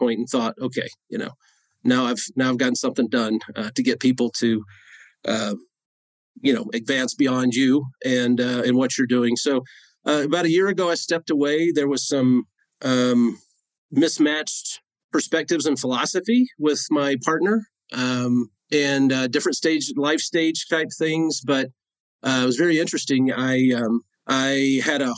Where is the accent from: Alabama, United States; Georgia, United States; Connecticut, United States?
Georgia, United States; Northeast; now in Colorado, United States; I grew up in Northeast Georgia on a dirt road.